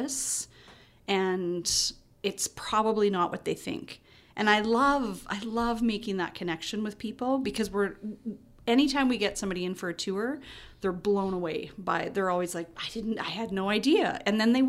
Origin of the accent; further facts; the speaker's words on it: Saskatchewan, Canada; now in Kelowna, Canada; I'm a Flatlander. I'm from Saskatchewan, so we're kind of a rare breed, too